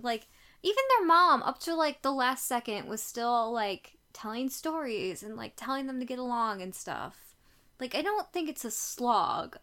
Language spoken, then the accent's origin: English; United States; I am American